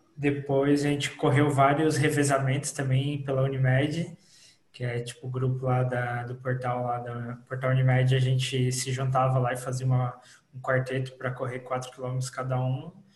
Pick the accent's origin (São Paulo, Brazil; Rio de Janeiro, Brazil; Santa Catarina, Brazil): Santa Catarina, Brazil; Imbituba; Eu como sou de Imbituba